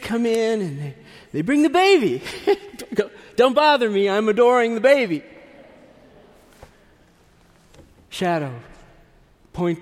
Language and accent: English; United States; we, being these American Gentiles